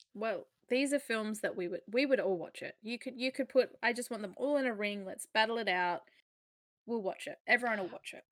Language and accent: English; Australia; we're Australian